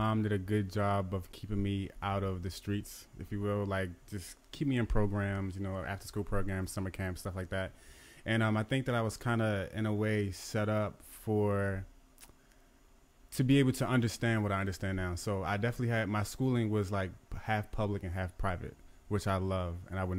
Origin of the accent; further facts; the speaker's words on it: Baltimore, Maryland, United States; Yes, Baltimore, Maryland.